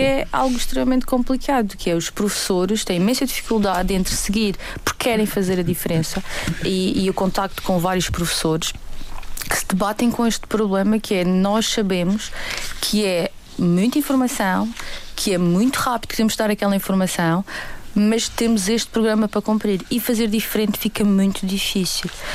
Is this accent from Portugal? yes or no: yes; Portugal; Nós próprios, enquanto portugueses